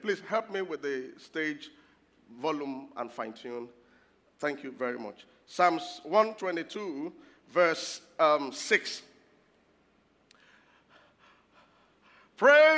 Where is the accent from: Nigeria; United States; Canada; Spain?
Nigeria; Lagos; I grew up in Lagos